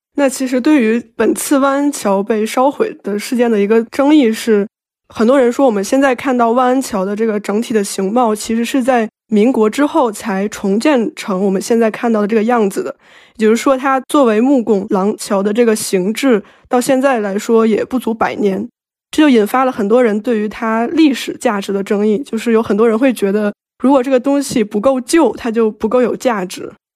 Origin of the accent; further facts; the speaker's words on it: a city in northern China, China; 我作为一个在北方的城市长大的孩子